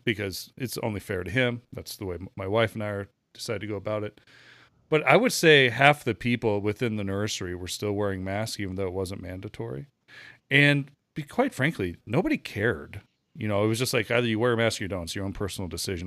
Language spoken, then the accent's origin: English; United States; being an American here